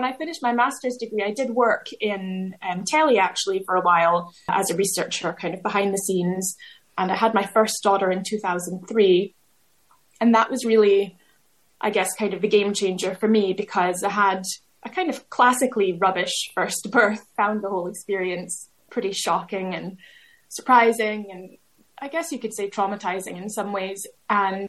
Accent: United States; moved away as an adult; also born or lived in Glasgow, United Kingdom; now in United Kingdom; I grew up in America

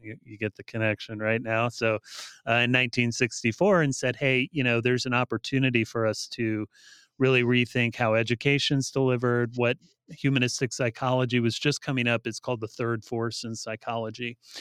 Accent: Bryan, Ohio, United States; also born or lived in Defiance, Ohio / Lima, Ohio; now in California, United States; I grew up in rural Northwest Ohio. Uh, so I was uh, born and raised in uh, uh towns that were probably too small to know uh, for most people, but Bryan, Ohio, and Defiance

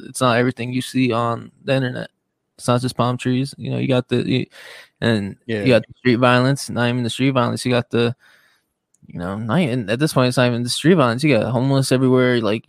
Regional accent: San Diego, California, United States; because we're from San Diego

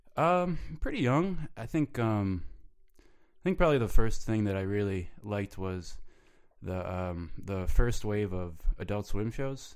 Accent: Rochester, New York, United States; moved away as an adult; also born or lived in Buffalo, New York; I grew up in, uh, Rochester, New York

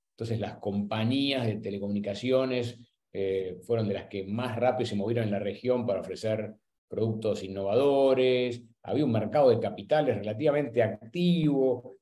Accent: Buenos Aires, Argentina; soy argentino, nací y crecí en, en Buenos Aires

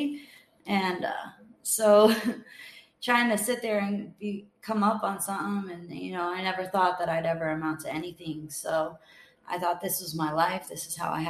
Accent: New Bedford, Massachusetts, United States; accent: Boston; moved away; also born or lived in Boston; I grew up in a small city called New Bedford, Massachusetts. It's 45 minutes away from Boston

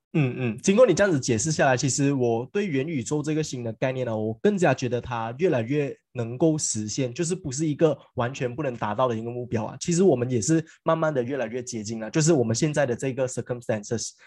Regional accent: Malaysia; 回归到我们马来西亚人

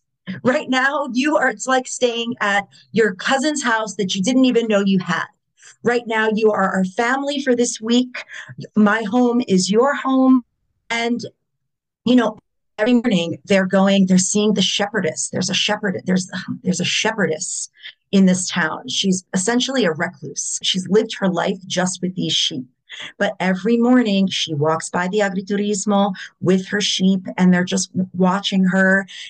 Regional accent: United States; because I'm American born

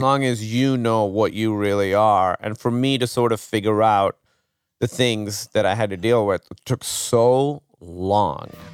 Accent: Pakistan; moved away as an adult; now in United States; growing up in Pakistan

